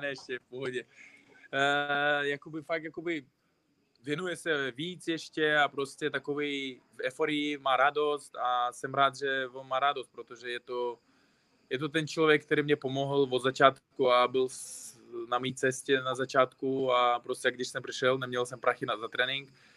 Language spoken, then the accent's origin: Czech; Uzbekistan; Czech is a second language; also born or lived in Tajikistan; now in Czech Republic; já jsem narodil se v Tadžikistánu, ale z třech let bydlím v Uzbekistánu. Ale říkám, se Uzbek, ale český Uzbek už